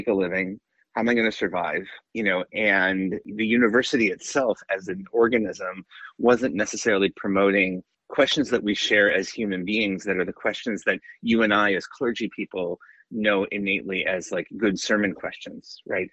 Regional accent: Ann Arbor, Michigan, United States; I grew up in Ann Arbor, Michigan, and I think that growing up in Ann Arbor in a university town had a big effect on me

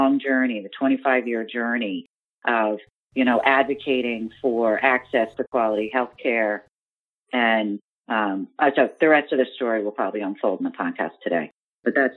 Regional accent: Potomac, Maryland, United States; also born or lived in Virginia; I grew up in the Washington, D.C. area in Potomac, Maryland

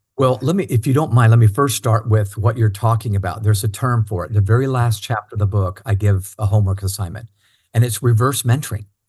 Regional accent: Cincinnati, Ohio, United States; also born or lived in Indiana; when I was pretty young, we moved to Cincinnati, Ohio

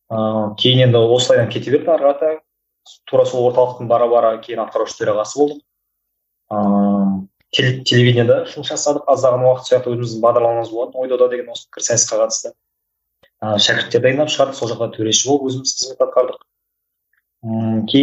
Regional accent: Kyzylorda, Kyzylorda Region, Kazakhstan; мен қызылордаданмын ыыы тоқсан екінші жылғымын

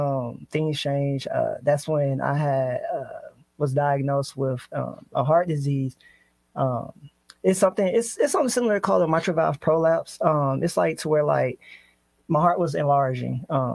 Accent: Akron, Ohio, United States; also born or lived in Atlanta, Georgia; now in Sacramento, United States; I was born Akron, Ohio, and then I moved down to Atlanta, Georgia.

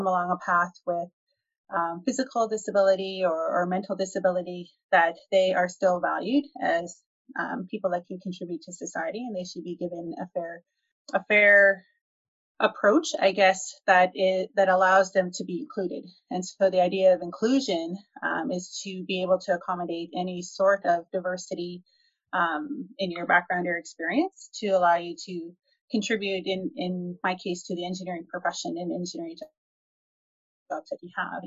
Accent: Alberta, Canada; I'm born and raised in Alberta.

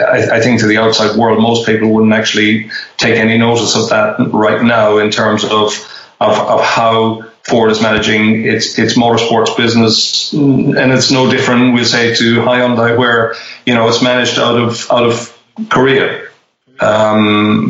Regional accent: Ireland; moved away; my home country

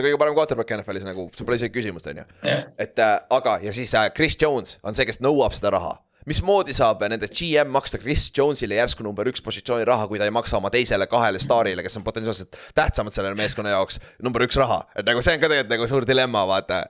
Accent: Orissaare, Saare County, Estonia; moved away as an adult; also born or lived in United States; ma olen mingi suvakas eestlane

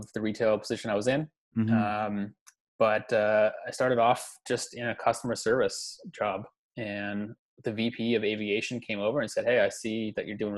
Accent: Victoria, British Columbia, Canada; I am born and raised in beautiful Victoria, BC, long family roots here

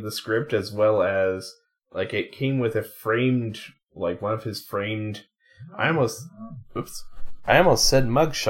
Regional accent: United States; We are Yanks

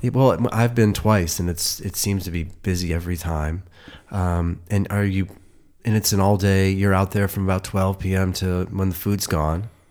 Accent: Cleveland, Ohio, United States; now in Los Angeles, United States; I'm from Cleveland

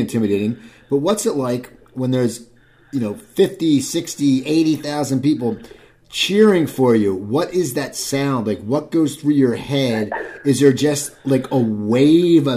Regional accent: near Philadelphia, Pennsylvania, United States; I grew up near Philadelphia

